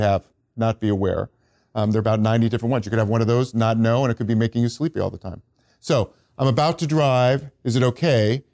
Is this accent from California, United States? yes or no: yes; Silicon Valley, California, United States; I'm from Silicon Valley